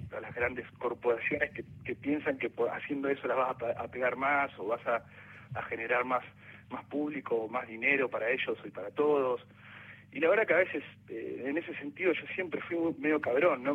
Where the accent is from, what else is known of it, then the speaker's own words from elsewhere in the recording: Viedma, Río Negro, Argentina; now in Buenos Aires, Argentina; porque soy de la Patagonia, soy nací en Vietma, Río Negro, soy vietmense no vietnamita